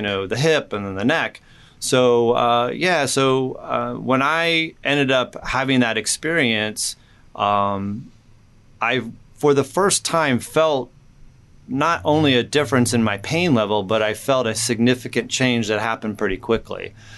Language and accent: English; Indiana, United States; also born or lived in California; I grew up in Indiana, but before that, I was in California for a couple years